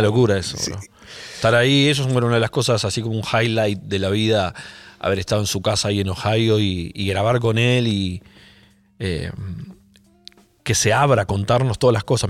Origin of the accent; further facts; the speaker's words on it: Argentina; acá de la Argentina